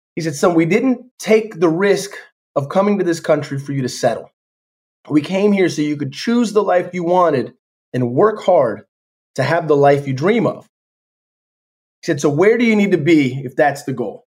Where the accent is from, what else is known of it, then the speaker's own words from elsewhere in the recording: Jacksonville, Florida, United States; I'm from Florida. I went to an art school in Florida. It was a part of the Jacksonville Youth Symphony.